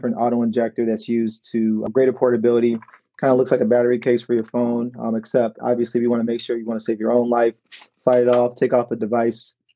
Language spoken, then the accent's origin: English; Chicago, Illinois, United States; moved away as an adult; now in Detroit, United States; I currently live in Detroit, Michigan, where our company is based. I'm from Chicago, Illinois